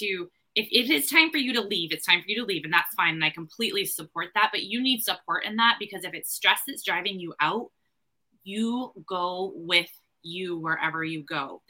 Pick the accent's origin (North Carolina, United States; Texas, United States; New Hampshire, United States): New Hampshire, United States; I am from New Hampshire, and I'm the owner of the Recovering Educator